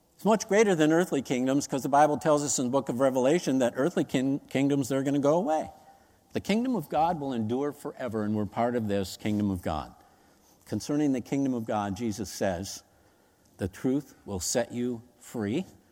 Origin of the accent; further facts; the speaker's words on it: United States; as Americans, we remember nine eleven like yesterday